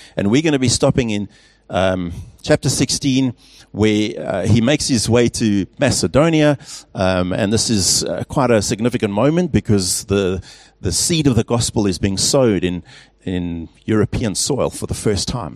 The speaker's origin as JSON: {"language": "English", "region": "England", "country": "United Kingdom", "also_born_or_lived": "Pretoria, South Africa", "moved": "yes", "lives_now": "Stellenbosch, South Africa", "said": "as an Englishman"}